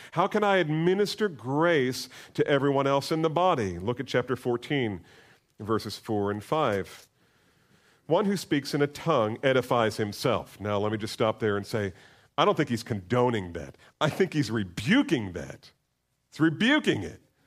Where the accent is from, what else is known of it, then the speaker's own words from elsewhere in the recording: United States; We're so American